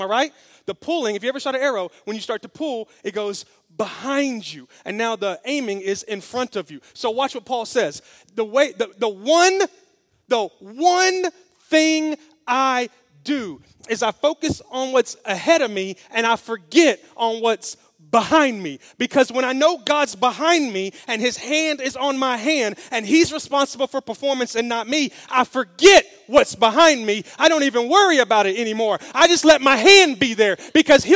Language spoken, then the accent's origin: English; Memphis, Tennessee, United States; I'm from Memphis, so I was kind of grew up in the hood